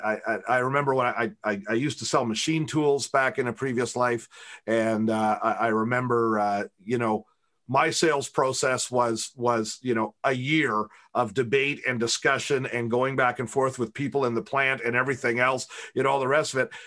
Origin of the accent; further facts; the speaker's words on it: Canada; I'm the Canadian